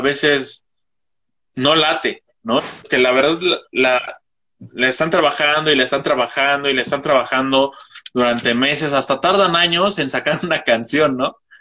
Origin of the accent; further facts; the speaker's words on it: Toluca, State of Mexico, Mexico; yo soy de Toluca, o sea, es un estado al lado del DF